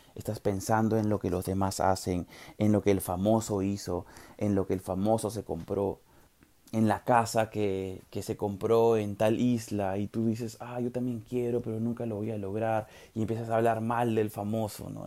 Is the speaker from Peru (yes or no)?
yes; Peru; los peruanos somos más peruanos